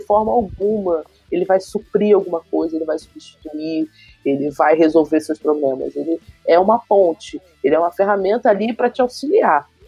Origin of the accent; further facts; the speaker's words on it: Rio de Janeiro, Brazil; eu sou do Rio de Janeiro, moro no bairro de Campo Grande, sou Zona Oeste